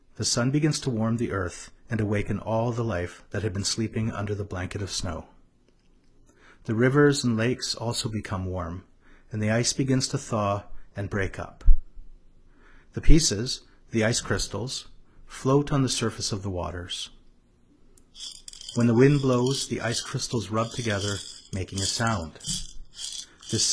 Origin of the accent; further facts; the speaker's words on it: Regina, Saskatchewan, Canada; I'm originally from Regina